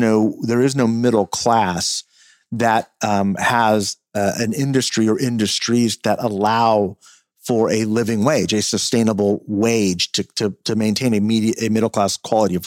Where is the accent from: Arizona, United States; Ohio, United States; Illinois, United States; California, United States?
California, United States; as a Californian